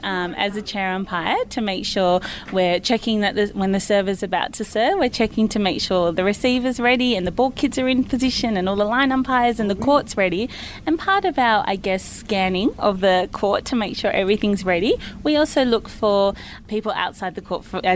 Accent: Canberra, Australian Capital Territory, Australia; I'm from Canberra

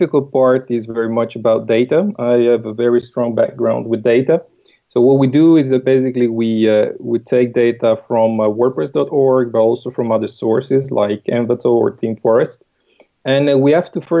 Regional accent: Italy; English is a second language; moved away as an adult; also born or lived in United Kingdom / Netherlands; now in France; I'm Italian. But I've been a little bit around. I've been in the UK, then in the Netherlands, and now we are in France.

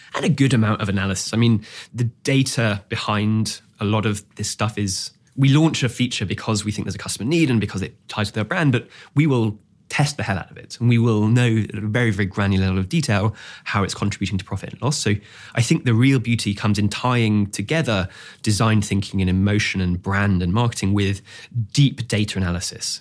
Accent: Singapore; I grew up in Singapore, and it was a very quiet street

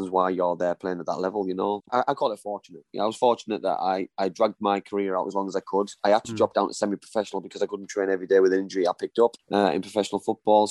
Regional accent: Middlesbrough, North East England, United Kingdom; I wasn't even the best player in my youth team at Middlesbrough

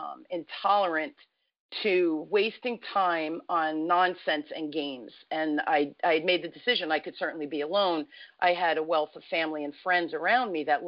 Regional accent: Newark, New Jersey, United States; I grew up in Newark, New Jersey

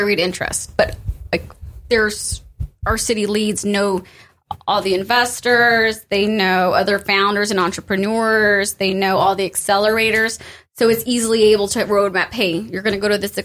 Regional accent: San Antonio, Texas, United States; also born or lived in Austin; I'm from San Antonio

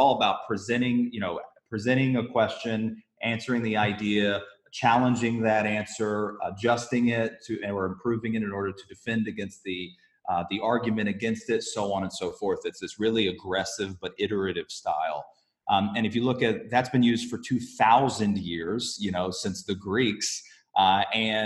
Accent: Alabama, United States; moved away as an adult; growing up in Alabama

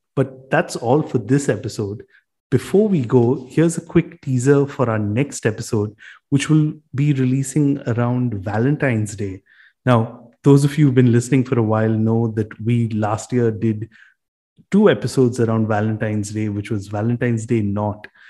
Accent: Mumbai, Maharashtra, India; We grew up in Bombay. Uh, we spent most of our lives in Bombay.

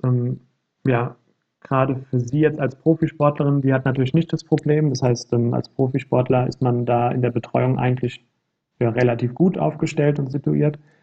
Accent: near Frankfurt, Hesse, Germany; ich komme ja selbst hier aus der Nähe von Frankfurt

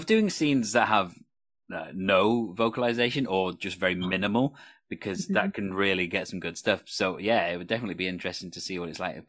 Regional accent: Wales, United Kingdom; And I'm Welsh, and in Wales, we have some very specific things to us as well.

